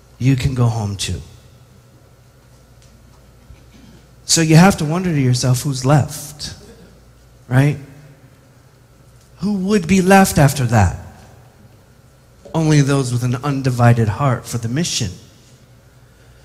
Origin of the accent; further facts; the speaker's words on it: United States; as an American